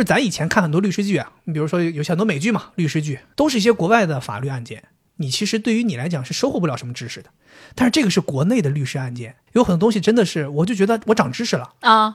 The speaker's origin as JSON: {"language": "Chinese", "town": "Dalian", "region": "Liaoning", "country": "China", "tie": "born or raised there", "said": "土生土长东北人"}